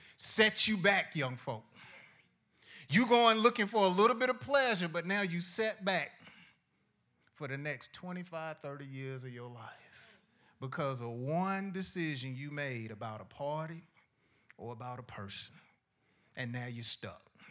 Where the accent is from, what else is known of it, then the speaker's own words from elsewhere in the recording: Decatur, Georgia, United States; also born or lived in College Park; I was, uh, living in College Park up until the third grade. Then after the third grade, my family and I, we moved to Decatur, and I was raised in Decatur